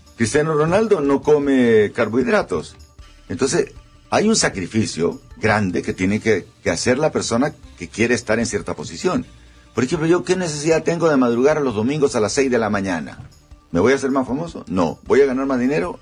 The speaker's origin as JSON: {"language": "Spanish", "country": "Honduras", "said": "soy un hondureño"}